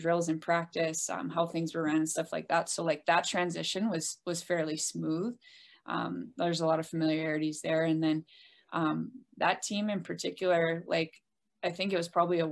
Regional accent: Rochester, New York, United States; I got my first opportunity as a coach back in my hometown at RIT

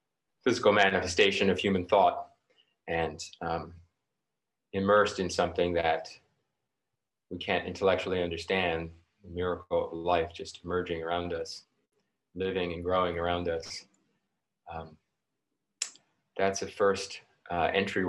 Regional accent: New York City, New York, United States; I grew up in New York City, so very urban

